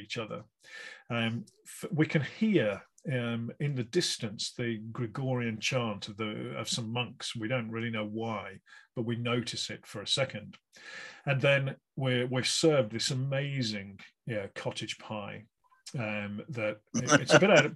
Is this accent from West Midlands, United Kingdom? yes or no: yes; West Bromwich, West Midlands, United Kingdom; I'm from West Bromwich myself